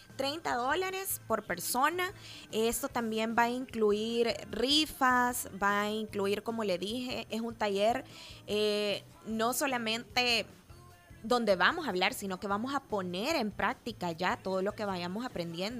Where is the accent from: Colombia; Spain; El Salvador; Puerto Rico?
El Salvador; como salvadoreños